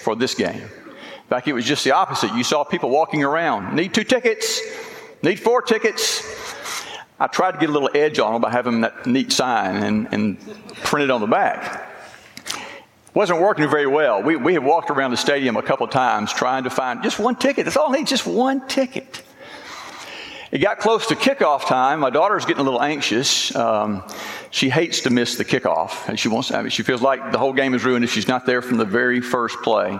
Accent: Louisiana, United States; moved away as an adult; also born or lived in Texarkana, Arkansas; now in Arkansas, United States; I'm a Louisiana boy

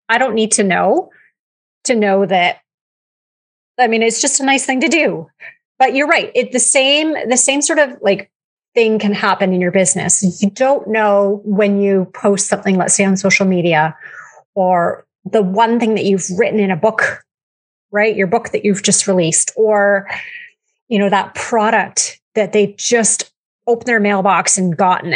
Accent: Canada; I'm Canadian.

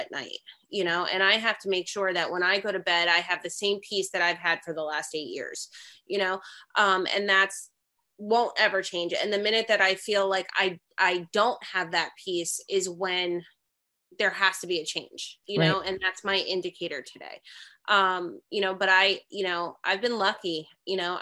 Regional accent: New Jersey, United States; I'm from New Jersey

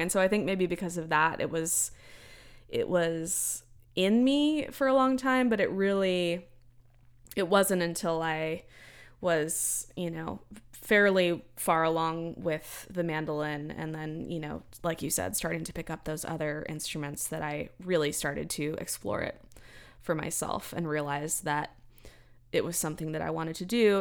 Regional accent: Central Texas, United States; growing up in Central Texas

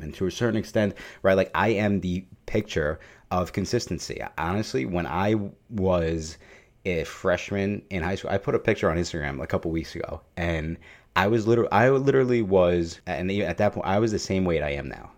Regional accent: New York City, New York, United States; I am Italian and I am from New York

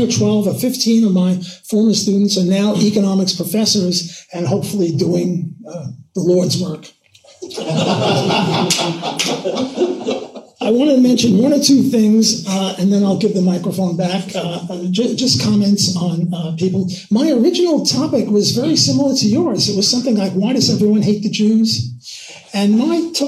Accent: New York City, New York, United States; I'm from Brooklyn.

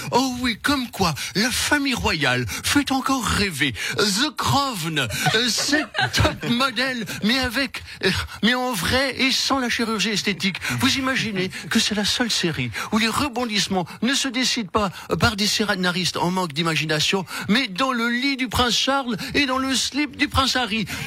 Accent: France; Écoutez, en tant que Français, on ne peut pas être neutre

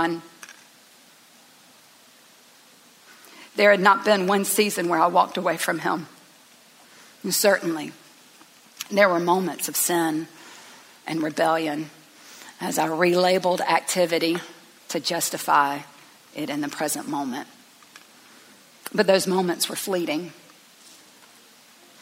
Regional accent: Tifton, Georgia, United States; I grew up in Tifton, Georgia, at Northside Baptist Church

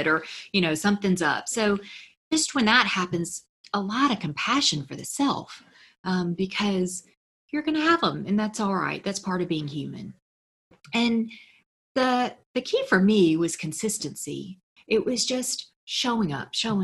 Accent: Memphis, Tennessee, United States; I'm from Memphis, a southern town, very conservative.

